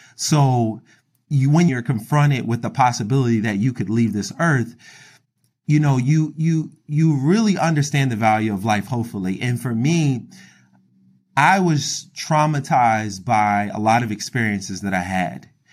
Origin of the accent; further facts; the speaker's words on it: Philadelphia, Pennsylvania, United States; I grew up in Philadelphia, Pennsylvania